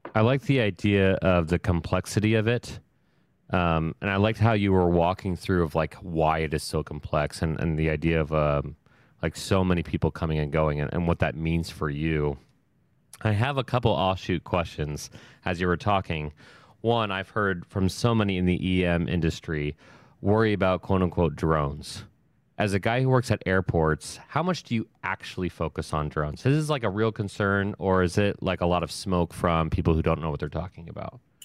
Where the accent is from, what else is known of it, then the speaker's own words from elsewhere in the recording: Ohio, United States; I'm from Ohio.